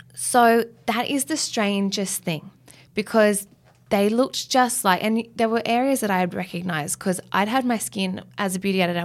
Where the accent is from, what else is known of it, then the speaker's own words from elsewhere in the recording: Australia; I'm an Australian girl and I've grown up here my whole life